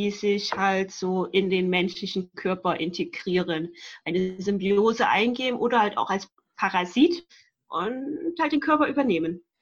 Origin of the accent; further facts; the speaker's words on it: Rhineland, Germany; ich komme aus dem Rheinland.